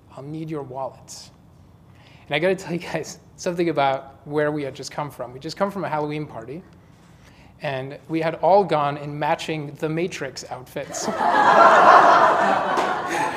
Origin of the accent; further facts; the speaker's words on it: London, United Kingdom; now in San Francisco, United States; I grew up in London.